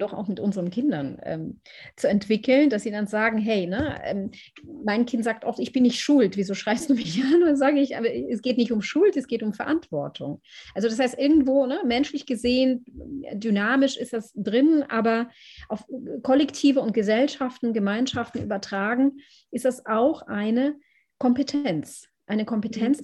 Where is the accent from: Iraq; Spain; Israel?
Israel; now in Berlin, Germany; ich bin in Israel aufgewachsen